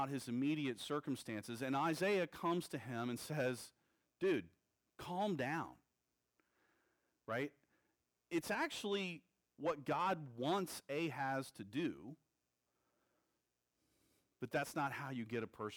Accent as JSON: {"language": "English", "region": "Texas", "country": "United States", "said": "I'm a Texan"}